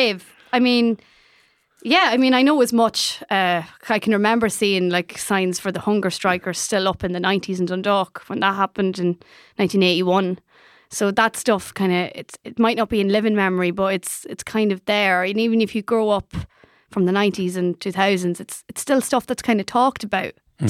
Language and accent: English; London, United Kingdom; Both my parents are Irish. I grew up listening to Irish music. I am not Irish like maybe, you know, the home country people are Irish. But the London Irish thing is an identity in itself.